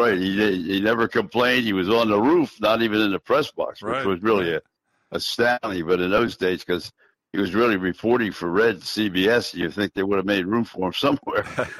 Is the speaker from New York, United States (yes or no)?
yes; New York, United States; Yeah, I'll tell you, it was great, and you're exactly right. I did. I grew up with the opportunity to see him or hear him